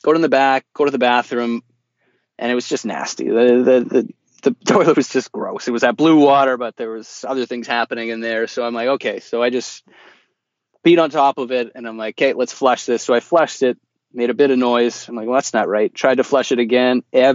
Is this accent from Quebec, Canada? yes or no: no; Vancouver, British Columbia, Canada; we're from Vancouver.